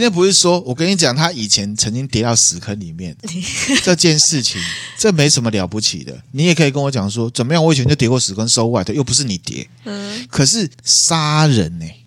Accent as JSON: {"language": "Chinese", "country": "Taiwan", "said": "身为台湾人的我们"}